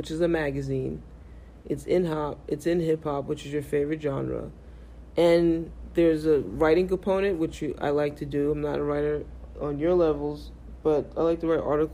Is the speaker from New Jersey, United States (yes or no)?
no; New York City, New York, United States; I'm from Brooklyn. I'm 19.